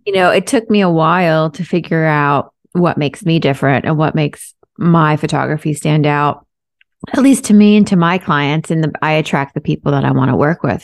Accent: New York, United States; I'm from here. I was born here

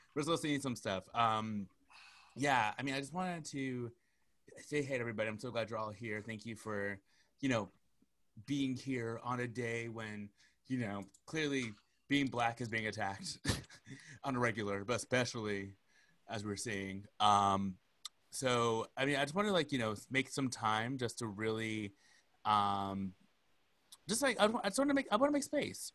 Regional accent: Arizona, United States; Arizona for him, which is you know my home state

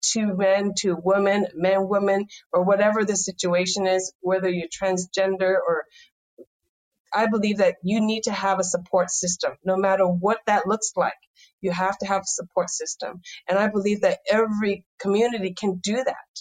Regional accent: Taishan, Guangdong, China; now in San Francisco, United States; I was born in Toisan, China. It's a poor farming village. My toy was dirt

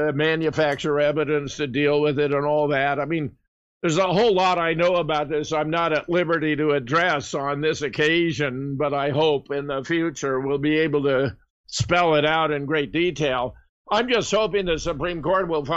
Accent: Pasadena, California, United States; also born or lived in Duluth, Minnesota; now in near Madison, United States; I was born in Pasadena and grew up in California

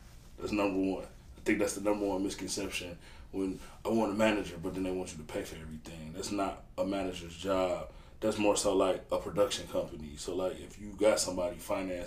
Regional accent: Detroit, Michigan, United States; I'm from Detroit, Michigan, east side

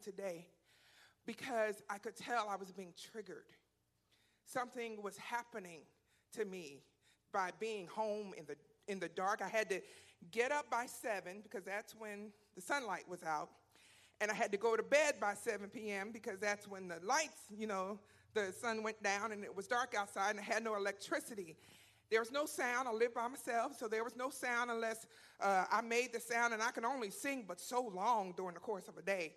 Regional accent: Philadelphia, Pennsylvania, United States; now in Texas, United States; I'm from Philadelphia

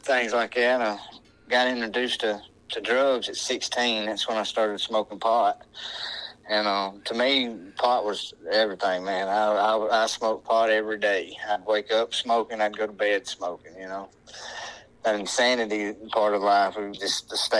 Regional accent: Northwest Alabama, United States; I'm from Northwest Alabama

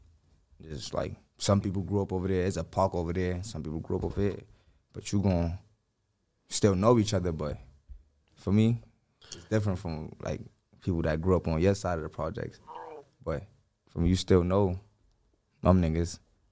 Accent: New York City, New York, United States; born or raised there

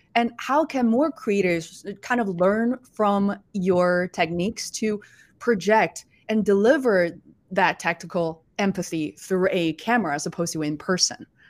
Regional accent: Beijing, China; moved away; I was born and raised in Beijing, China

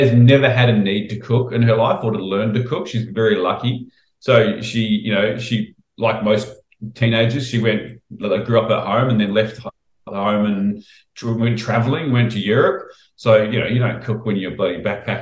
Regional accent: New Zealand; moved away as an adult; now in Australia; when I grew up in New Zealand

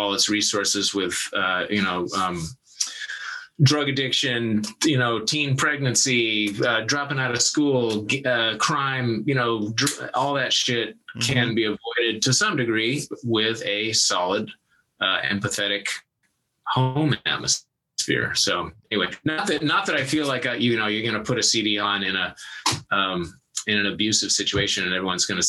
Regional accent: Yarrow Point, east of Seattle, Washington, United States; I grew up across Lake east of Seattle in a little tiny town called the Arrow Point, which is kind of part of Ballew, which is like the other side of Lake Washington from Seattle

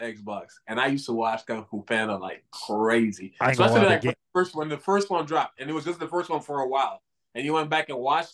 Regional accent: Senegal; moved away; I grew up in it in Senegal

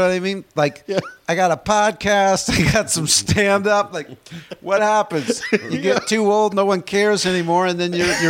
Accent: New Jersey, United States; moved away; I grew up in New Jersey.

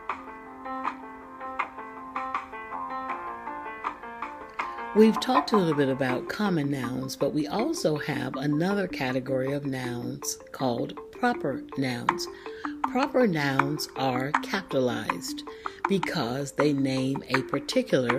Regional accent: Florida, United States; Florida, my home state

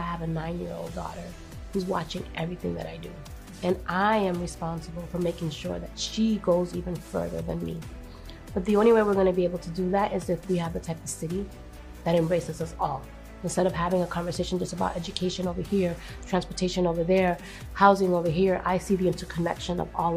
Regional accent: Boston, Massachusetts, United States; English is a second language; also born or lived in Dominican Republic; I'm from Dorchester. I came to this country when I was 5 years old

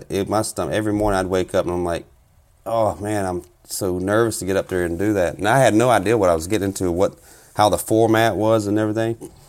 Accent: South Carolina, United States; now in Minnesota, United States; Currently living up here in Minnesota. I'm originally from South Carolina. Been up here about 10 years now.

